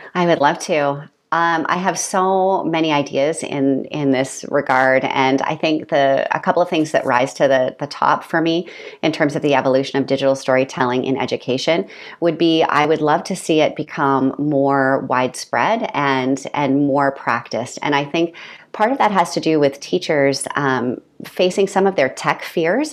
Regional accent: Canada; moved away as an adult; also born or lived in Peterborough, Ontario / South Korea / Kenya / China; I'm a Canadian

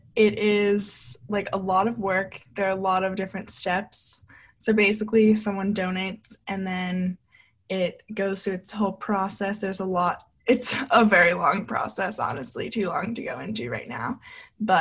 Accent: New York, United States; also born or lived in North Carolina; I'm from New York.

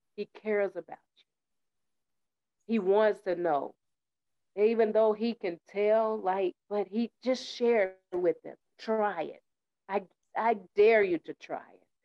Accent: United States; also born or lived in Tennessee / New York; I was raised up in Tennessee in the winter with my great aunt and in New York with my mother

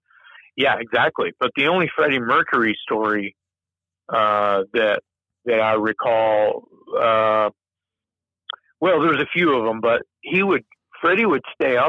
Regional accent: Texas, United States; And here we are, something different, being we're from Texas.

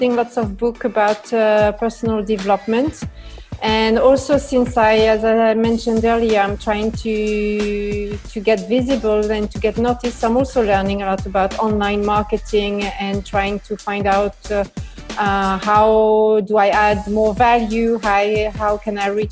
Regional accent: France; English is a second language; moved away as an adult; also born or lived in Germany / Netherlands / Italy; now in Luxembourg; So I was born and raised in France, and then I left. I lived in different countries. I lived in Germany, in the Netherlands, in Italy, and now I've been living in Luxembourg for the last 6 years.

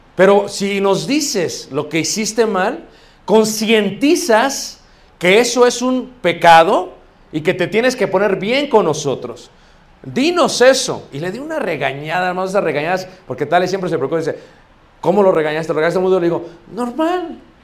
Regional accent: Mexico City, Mexico; yo crecí cerca de Iztapalapa

